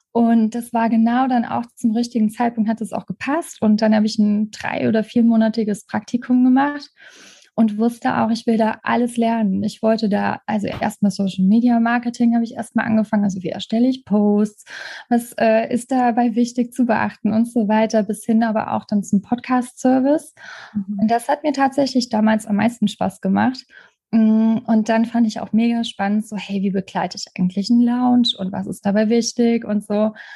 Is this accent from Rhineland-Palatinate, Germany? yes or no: yes; Trier, Rhineland-Palatinate, Germany; moved away as an adult; ich habe in Trier gelebt, in meiner alten Heimat